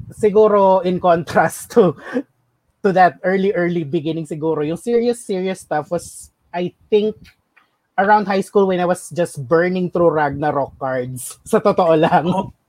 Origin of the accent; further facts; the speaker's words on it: Quezon, Calabarzon, Philippines; sa province namin sa Quezon